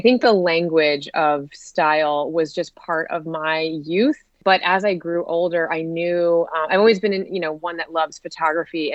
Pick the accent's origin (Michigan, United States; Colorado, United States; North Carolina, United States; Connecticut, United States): Connecticut, United States; now in Washington, DC area, United States; I'm originally from Connecticut, right outside of New York City. And now I live right outside of DC.